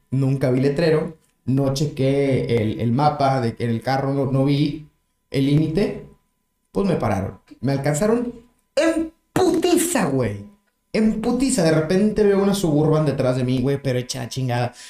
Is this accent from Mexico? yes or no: yes; Mexico; soy mexicano